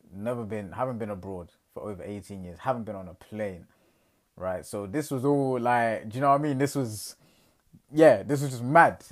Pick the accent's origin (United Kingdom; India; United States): United Kingdom; England; I'm fresh from England